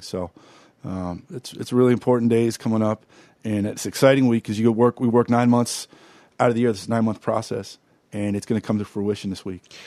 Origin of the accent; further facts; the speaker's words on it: Pittsburgh, Pennsylvania, United States; growing up in Pittsburgh